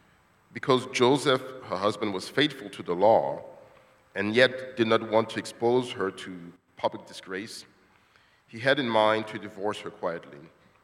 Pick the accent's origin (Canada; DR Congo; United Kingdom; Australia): DR Congo; moved away as an adult; now in United States; As you all know, I'm from the Congo. I haven't seen my father since 1998. I came to the States as I was 19 and went to college, came to the DC area for work